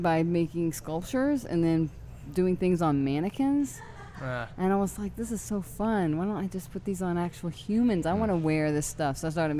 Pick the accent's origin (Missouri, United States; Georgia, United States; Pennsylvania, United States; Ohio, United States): Georgia, United States; Atlanta; moved away; also born or lived in New Orleans; I am from Atlanta originally.